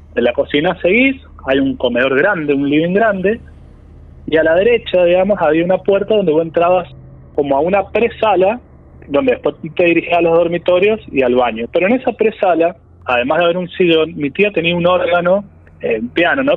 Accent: San Juan, Argentina; moved away as an adult; now in Córdoba, Argentina; Yo si bien vivo en Córdoba, yo soy de San Juan, este, vivo en Córdoba cuando me vine, desde que me vine a estudiar en el 2009 y me quedé

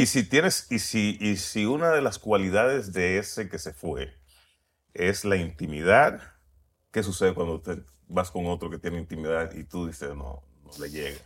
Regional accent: Puerto Rico; nací en Puerto Rico

